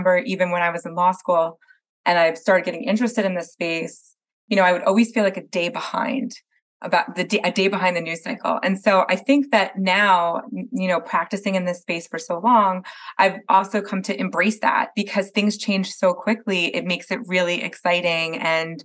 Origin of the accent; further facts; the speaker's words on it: New Jersey, United States; now in California, United States; I'm from Jersey originally